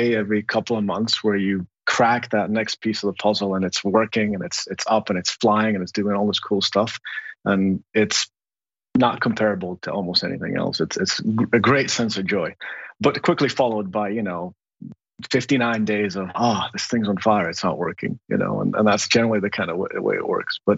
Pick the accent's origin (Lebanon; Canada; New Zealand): Lebanon; moved away; also born or lived in Kabul, Afghanistan; I grew up in the Lebanese War